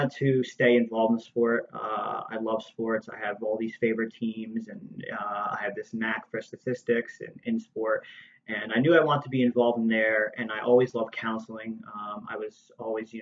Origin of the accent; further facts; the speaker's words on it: Toms River, New Jersey, United States; I grew up in Toms River, New Jersey